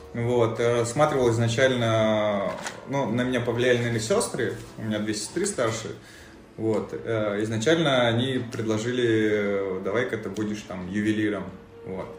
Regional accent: Mozdok, North Ossetia–Alania, Russia; moved away as an adult; also born or lived in Saint Petersburg; С э, маленького города Моздока э, в Северной Осетии находится.

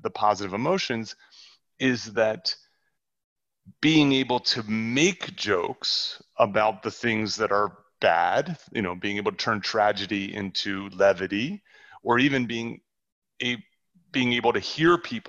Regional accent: New Jersey, United States; moved away; I grew up in New Jersey

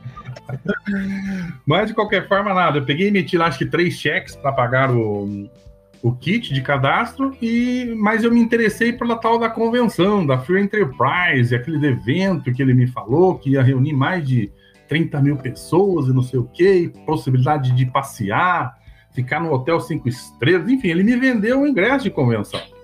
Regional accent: Cornélio Procópio, Paraná, Brazil; moved away as an adult; now in Palmeira, Brazil; eu sou natural de Cornélio Procópio, no norte do Paraná

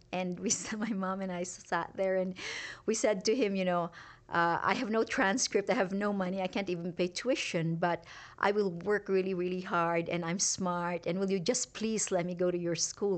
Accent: Iloilo, Western Visayas, Philippines; moved away as an adult; also born or lived in Singapore; now in Utah, United States; having been born in a really remote farming village in the Philippines

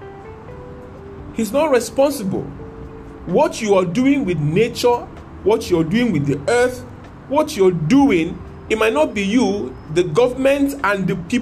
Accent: Nigeria; I'm a Nigerian.

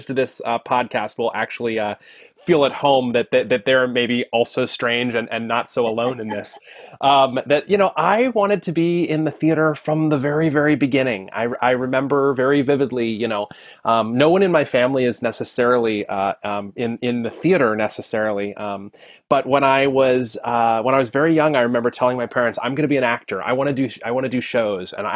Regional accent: Wheeling, West Virginia, United States; moved away as an adult; also born or lived in Pennsylvania; I was born and raised in Wheeling, West Virginia

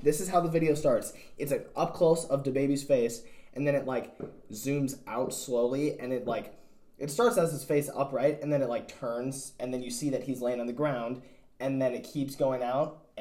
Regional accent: United States; I'm a white dude, growing up in America

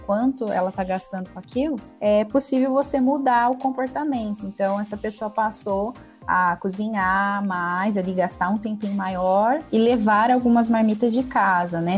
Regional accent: interior of São Paulo, Brazil; sou do interior de São Paulo

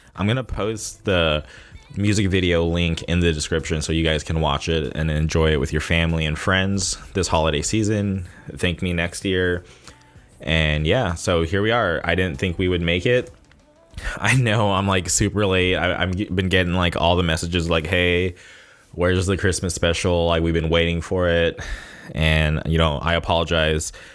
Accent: La Quinta, California, United States; born or raised there; moved away as an adult; also born or lived in Palm Springs, California; now in Westminster, United States

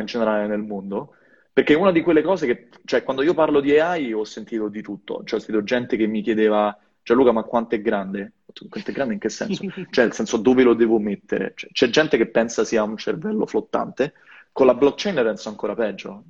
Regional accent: Italy; moved away as an adult; also born or lived in Rome / Silicon Valley / Belgium; now in Denmark; col mio paese, però non ce l'ho fatta, me ne sono venuto qua

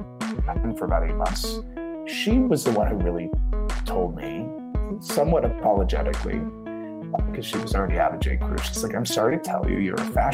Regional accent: Dayton, Ohio, United States; moved away; growing up in Ohio

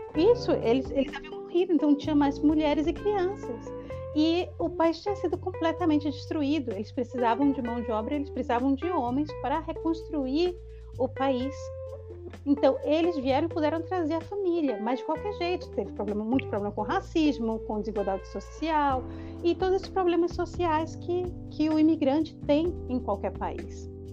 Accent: Brazil; moved away; a professora que sou eu, que sou brasileira

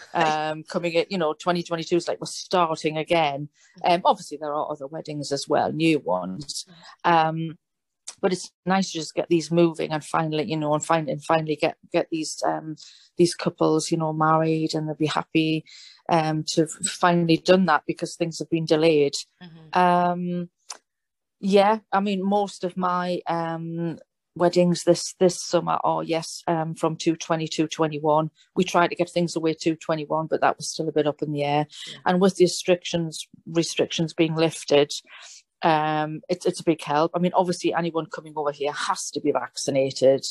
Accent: England, United Kingdom; now in Italy; I am English, you know, um, living in Italy

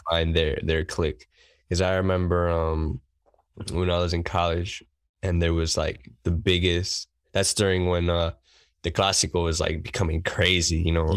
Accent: New York City, New York, United States; I've been here my whole life

